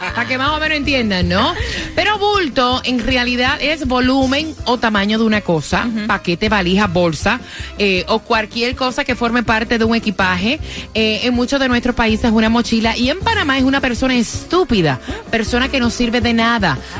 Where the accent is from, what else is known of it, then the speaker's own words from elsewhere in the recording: Puerto Rico; soy boricua